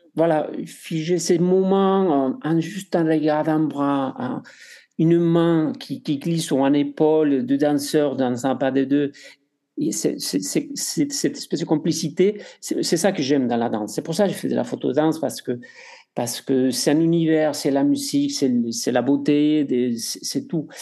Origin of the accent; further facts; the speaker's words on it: Spain; accent: Spanish; French is a second language; moved away; Je suis espagnol, vous entendez mon accent